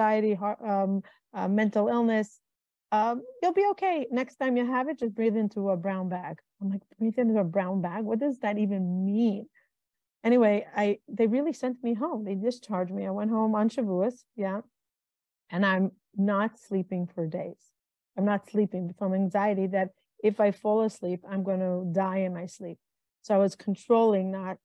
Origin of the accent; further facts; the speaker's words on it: Israel; now in United States; I grew up in Israel, moved to America, married a man from America